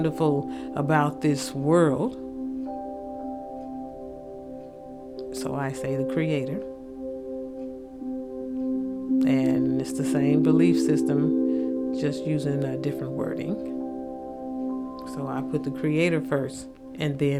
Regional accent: the South, United States; accent: thick southern; my thick southern accent

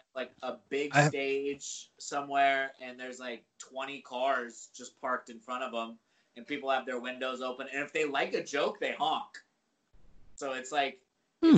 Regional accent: Virginia, United States; moved away; I'm from Virginia originally.

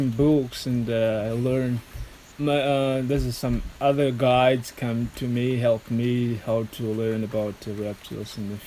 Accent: Manantenina, Anosy, Madagascar; English is a second language; Manantenina. Manantenina. I come from Manantenina.

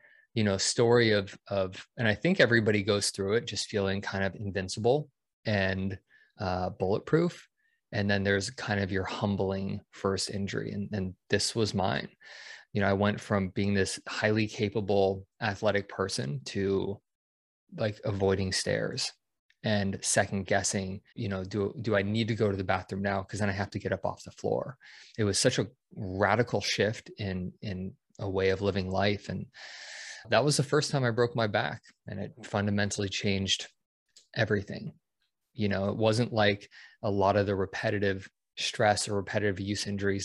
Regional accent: Denver, Colorado, United States; moved away as an adult; I grew up in Denver

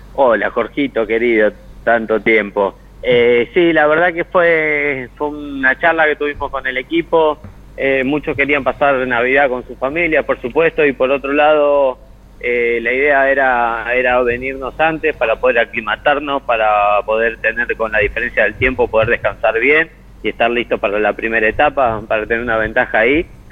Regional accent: Argentina; ser argentino

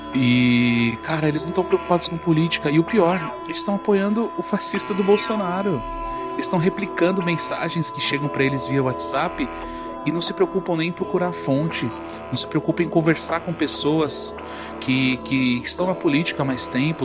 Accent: São Paulo, Brazil; Eu sou da Brasilândia, sou na norte de São Paulo. Cara, na minha infância não tinha nada

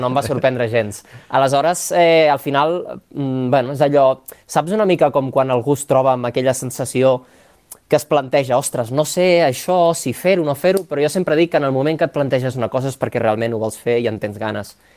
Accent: La Pobla de Mafumet, Catalonia, Spain; also born or lived in Barcelona; jo sóc nascut a la Pobla de Mafumet, al, al Camp de Tarragona, i he viscut allà tota la vida perquè la família és d'allà

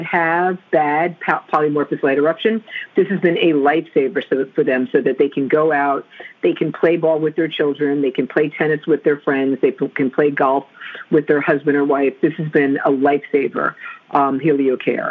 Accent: New Jersey, United States; Growing up in New Jersey

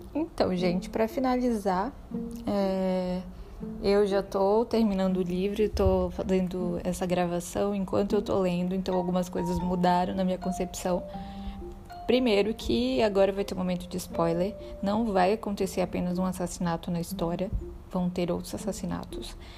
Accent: Belém, Pará, Brazil; now in Salvador, Brazil; Sou paraense de nascimento, nasci em Belém do Pará

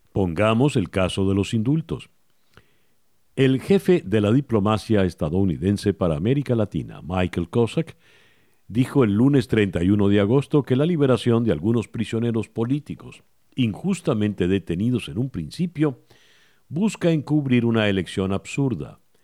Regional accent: Venezuela; como venezolano

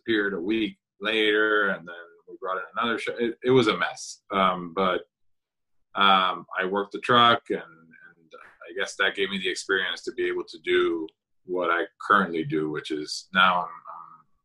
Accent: San Juan, Puerto Rico; moved away as an adult; now in Orlando, United States; I grew up in San Juan, Puerto Rico, and I moved to Orlando in 2001 to study at Rollins College

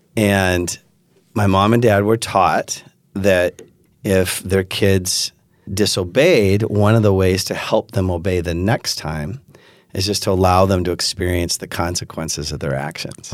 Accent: Pacific Northwest, United States; also born or lived in West Michigan; now in Holland, United States; I grew up in the Pacific Northwest

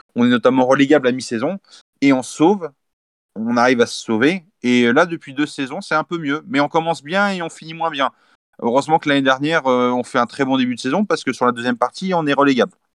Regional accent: Saumur, Pays de la Loire, France; moi, je suis pas natif d'Angers. Je suis natif de Saumur, donc à 45 minutes d'Angers.

